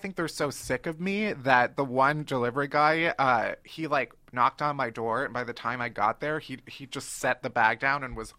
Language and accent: English; Chicago, Illinois, United States; moved away as an adult; now in New York, United States; I'm from Chicago, and whenever I visit home